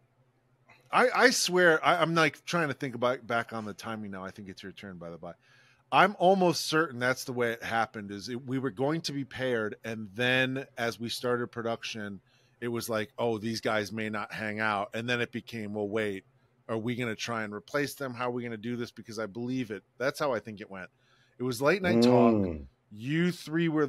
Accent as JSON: {"language": "English", "area": "just outside Toledo", "region": "Ohio", "country": "United States", "tie": "born or raised there", "said": "Just outside Toledo"}